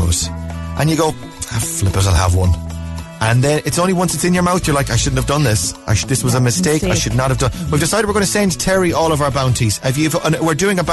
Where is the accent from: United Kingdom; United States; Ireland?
Ireland; We actually sound mostly like that as Irish